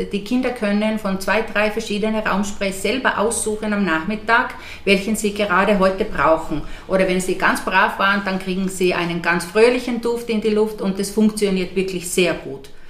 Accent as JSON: {"language": "German", "country": "Finland", "moved": "yes", "said": "knappe 30 Jahre weg, also weg von Finnland. Äh, ich bin aber die letzten acht Jahre äh, ganz viel in meinem Heimatland gewesen"}